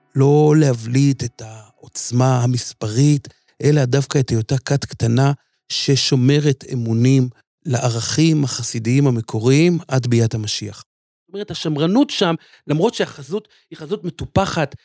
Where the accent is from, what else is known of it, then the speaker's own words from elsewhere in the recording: Jerusalem, Jerusalem District, Israel; אני גדלתי בסמיכות מקום, בשכונת בתי הונגרין